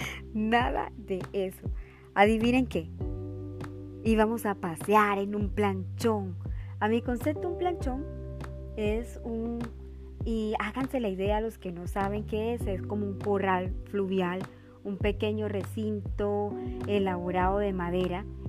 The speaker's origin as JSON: {"language": "Spanish", "town": "Montería", "region": "Córdoba", "country": "Colombia", "said": "Montería, mi tierra del alma"}